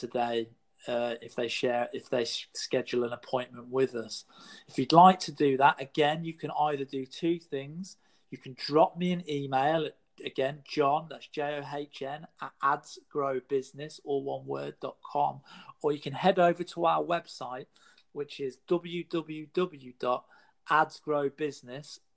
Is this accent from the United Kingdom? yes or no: yes; United Kingdom; in the UK, my home country